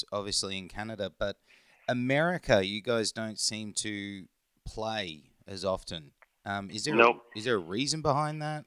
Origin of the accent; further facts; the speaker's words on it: England and Norway, United Kingdom; now in Australia; I grew up in England and Norway.